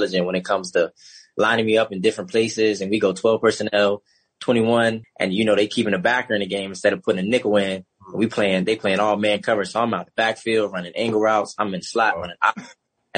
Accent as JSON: {"language": "English", "town": "New Albany", "region": "Indiana", "country": "United States", "said": "I'm from New Albany, Indiana, Louisville, Kentucky's 20-minute commute right across the bridge"}